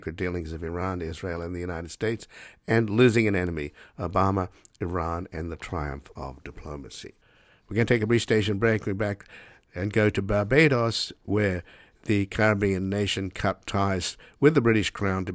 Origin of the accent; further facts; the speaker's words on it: Australia; I was born in Australia